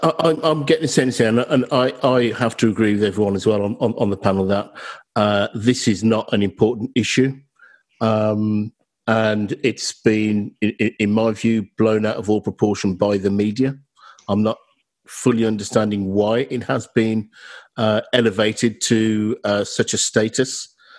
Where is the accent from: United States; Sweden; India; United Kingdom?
United Kingdom; We're British and, you know, we like to beat our chest about that.